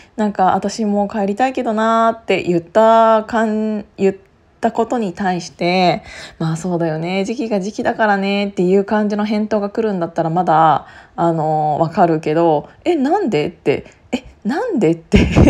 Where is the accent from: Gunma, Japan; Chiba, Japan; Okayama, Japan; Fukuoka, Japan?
Gunma, Japan; now in Tokyo, Japan; 同じ群馬県出身なので